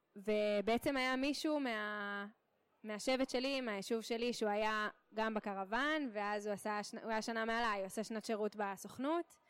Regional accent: Kiryat Tiv'on, Northern District, Israel; moved away as an adult; also born or lived in Connecticut, United States; now in Beersheba, Israel; במקור מקריית טבעון בצפון

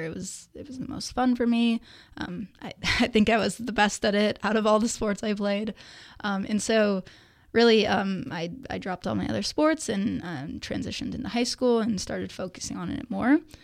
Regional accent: Danville, California, United States; I grew up in Danville of the East Bay. Um, was there my entire childhood up until high school

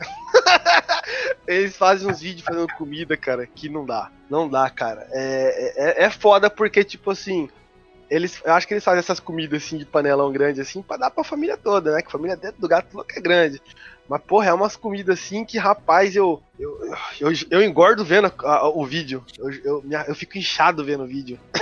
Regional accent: Cuiabá, Mato Grosso, Brazil; Nós somos de Cuiabá

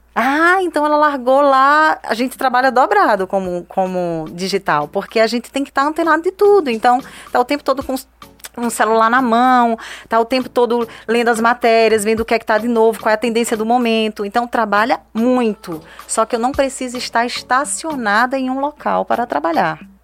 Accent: Northeast Region, Brazil

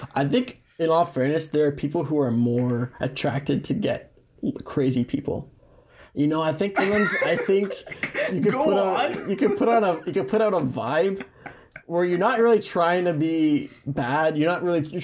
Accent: Mississauga, Ontario, Canada; I grew up in Mississauga mostly

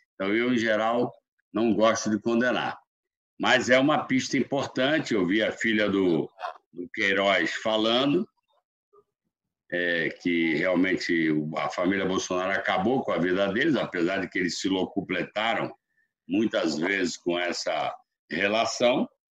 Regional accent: the Northeast, Northeast Brazil, Brazil; eu e Ciro aqui, que somos do Nordeste

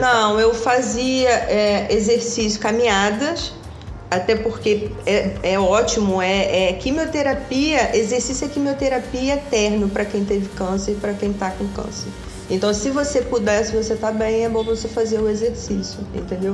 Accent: Valença, Rio de Janeiro, Brazil; moved away as an adult; Eu fui criada em cidade do interior, em Valença

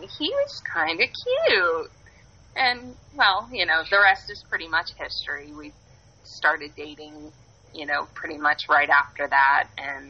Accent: Germantown, Ohio, United States; growing up in Germantown, Farmersville, little rural area, everyone drove pickup trucks

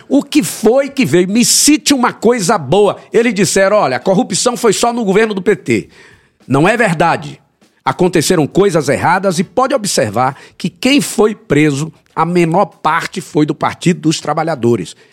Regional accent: Brazil; nós que somos brasileiros

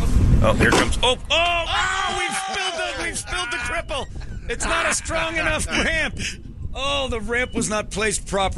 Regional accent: Indiana, United States; I grew up in Indiana.

